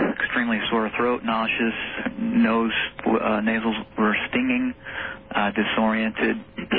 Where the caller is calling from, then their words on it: San Jose, California, United States; San Jose, California.